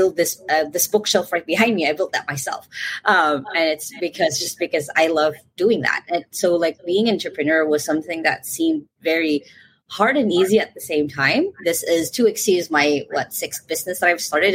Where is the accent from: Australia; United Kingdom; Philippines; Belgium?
Philippines; I'm from the Philippines